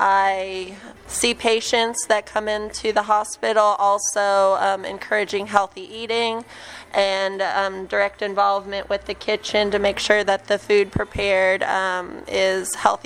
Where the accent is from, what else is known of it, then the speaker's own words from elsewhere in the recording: Kansas, United States; now in McAllen, United States; I'm originally from Kansas.